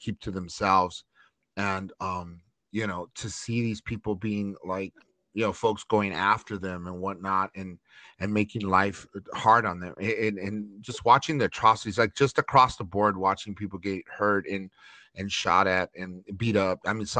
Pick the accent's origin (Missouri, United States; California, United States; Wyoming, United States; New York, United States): California, United States; Los Angeles; I grew up in Chinatown area in East LA, close to Chinatown